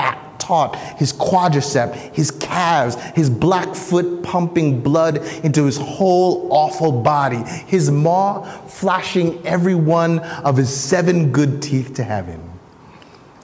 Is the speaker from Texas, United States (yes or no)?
no; New Jersey, United States; I was born and raised in New Jersey.